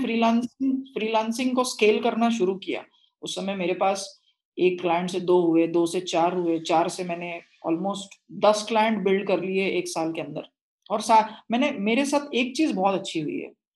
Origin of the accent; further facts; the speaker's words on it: Nagpur, Maharashtra, India; I was born and brought up in Nagpur